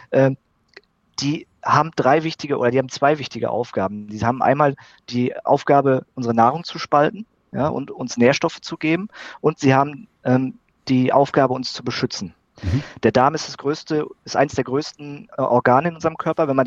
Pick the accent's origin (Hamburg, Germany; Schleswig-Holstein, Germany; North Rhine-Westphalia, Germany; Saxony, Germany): North Rhine-Westphalia, Germany; dann bin ich auf ein kleines Unternehmen im Sauerland, also in meiner Heimat, äh, aufmerksam geworden